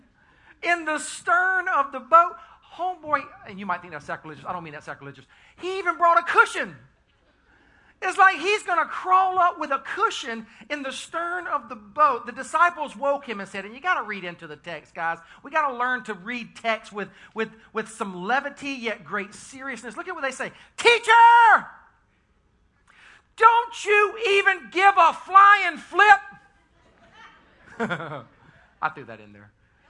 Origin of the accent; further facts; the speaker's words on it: Sumter, South Carolina, United States; I was born and raised in Sumter, South Carolina